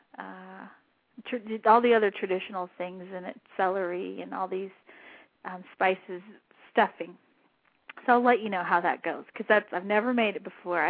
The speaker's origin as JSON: {"language": "English", "region": "southern New Mexico", "country": "United States", "tie": "born or raised there", "moved": "yes", "said": "I grew up in New Mexico"}